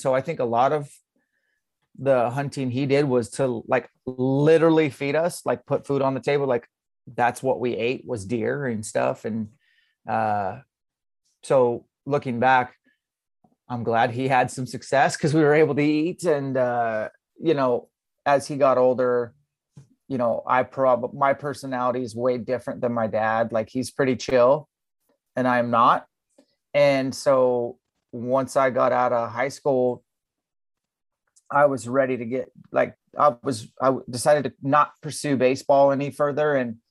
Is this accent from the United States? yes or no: yes; Spokane, Washington, United States; I'm from Spokane, Washington.